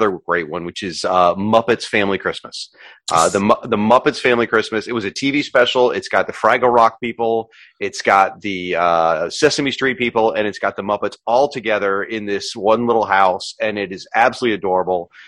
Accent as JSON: {"language": "English", "region": "the South", "country": "United States", "said": "I'm from the South"}